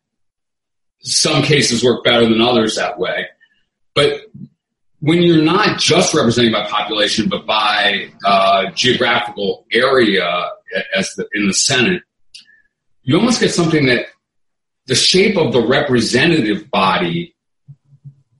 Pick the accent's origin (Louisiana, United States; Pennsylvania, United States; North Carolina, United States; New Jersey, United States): Louisiana, United States; New Orleans; we come from New Orleans